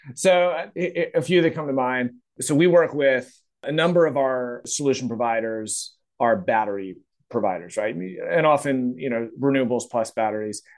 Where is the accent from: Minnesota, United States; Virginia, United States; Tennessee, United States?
Virginia, United States; I'm from Virginia, got my degree from Virginia Tech, uh, so that's kinda part of the country I'm from